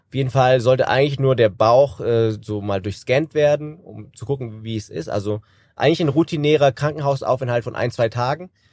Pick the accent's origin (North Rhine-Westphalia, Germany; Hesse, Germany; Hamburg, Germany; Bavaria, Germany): Hesse, Germany; Kassel; Ich bin 33 Jahre alt, gebürtiger Kassler